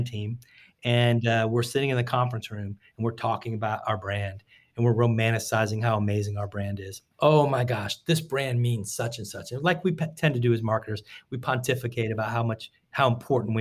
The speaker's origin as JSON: {"language": "English", "town": "Tampa", "region": "Florida", "country": "United States", "tie": "born or raised there", "said": "I grew up in Tampa"}